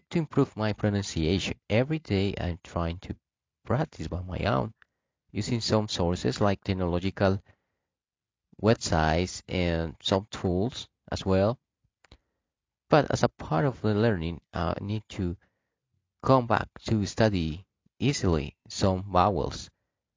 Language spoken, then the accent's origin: English; Bogotá, Bogotá Capital District, Colombia; I come from Bogota, Colombia, and an English teacher